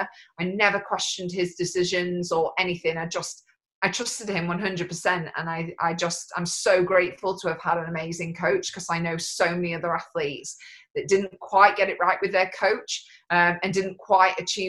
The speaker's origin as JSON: {"language": "English", "country": "United Kingdom", "said": "even though I'm not Scottish, I still class it as home. It's still the UK to me"}